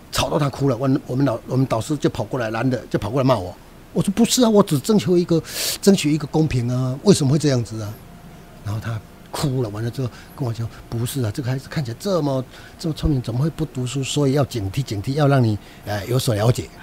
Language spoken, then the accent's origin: Chinese; Minxiong, Chiayi County, Taiwan; moved away; also born or lived in Taipei; 在我的家乡成立一间二手书店